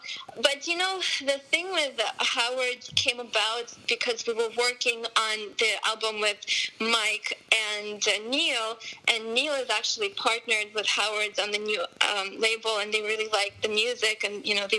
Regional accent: Moscow, Russia; also born or lived in Armenia; now in United States; I was born in Armenia, then my family moved to Moscow, Russia, then we moved to the U.S. So when I was in Russia, like since I was 4, I was playing classical piano.

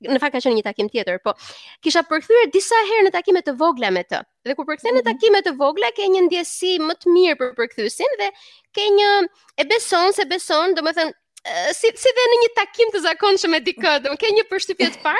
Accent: Berat, Berat County, Albania; unë jam nga Berati

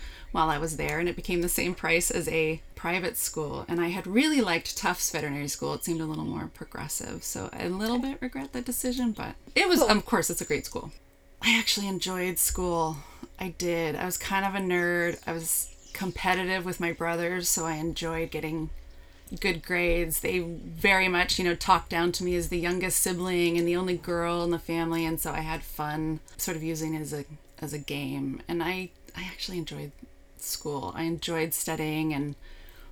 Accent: East Bay, California, United States; also born or lived in Davis, California; now in Santa Rosa, United States; back to my hometown. My dad still had the big house we grew up in, so there was room for me and my kids, and we could just regroup. So we lived there and figured out our next steps. So I was living in the East Bay.

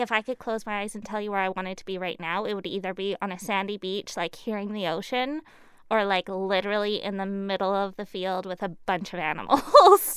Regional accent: Surrey, British Columbia, Canada; also born or lived in Burnaby; until I was three, I was in Burnaby, I believe. Fraser Heights, somewhere over there. Uh, and then what they call South Surrey now, but it was Cloverdale, one eighty-fourth and twenty-nine A. Uh, I grew up in a big heritage farm

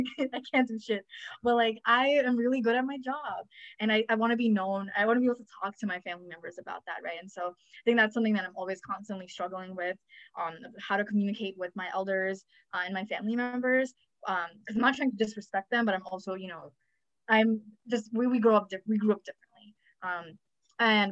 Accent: New York, United States; also born or lived in India; I was born in India and I came here when I was like 3 or 4. So basically grew up in New York

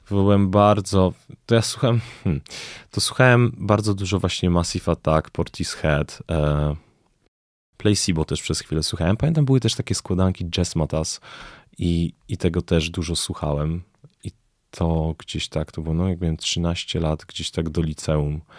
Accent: Belgium; also born or lived in Greece; now in Poland; Najpierw uczyłem się w Grecji, w Atenach, potem dorastałem w Belgii. I jakoś mm, tam było dużo przeprowadzek, bo potem jak przeprowadziliśmy się do Polski, to też mieszkaliśmy w różnych, w różnych miejscach.

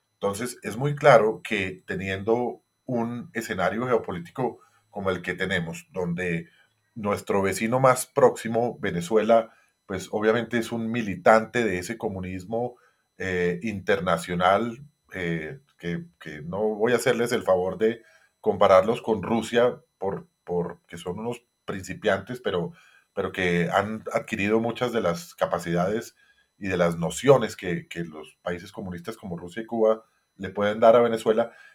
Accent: Colombia; nosotros como colombianos

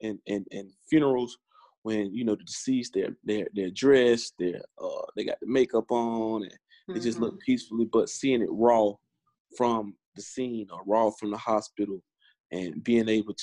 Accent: Valdosta, Georgia, United States; moved away as an adult; also born or lived in Japan / Philadelphia / Delaware; being from a small town like Valdosta, Georgia

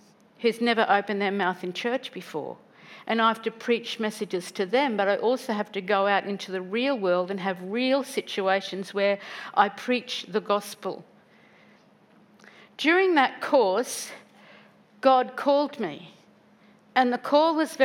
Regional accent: Woodridge, Queensland, Australia; I grew up in Woodridge.

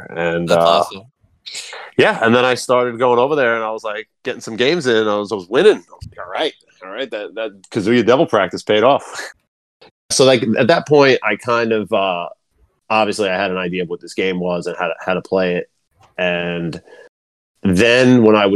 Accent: Long Island, New York, United States; I'm from Long Island, New York

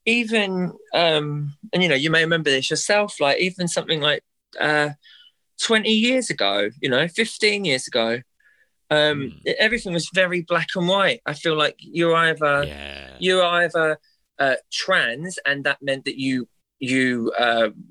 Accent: London, United Kingdom; someone like me growing up in North London

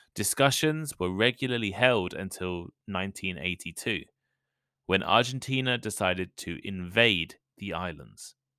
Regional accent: United Kingdom; I'm British

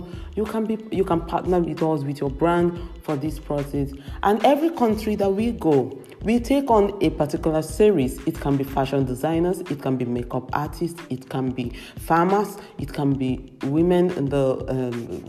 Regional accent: Nigeria; now in Europe; I live in Europe, and it makes sense, of course, to unite it with where I come from, my roots in Africa, in Nigeria. I'm a Nigerian

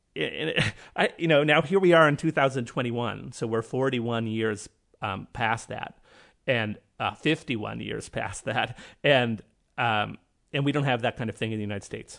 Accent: Canada; I'm Canadian

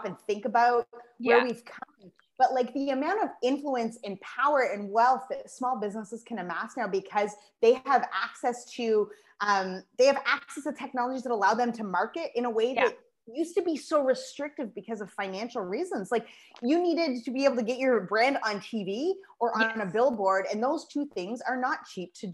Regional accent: Moncton, New Brunswick, Canada; also born or lived in Toronto; I would move back to my hometown of Moncton, New Brunswick

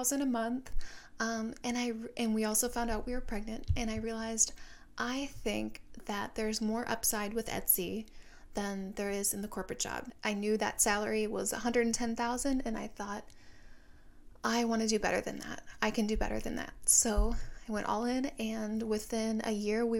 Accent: Minnesota, United States; moved away as an adult; also born or lived in Seattle; now in San Diego, United States; I am from Minnesota

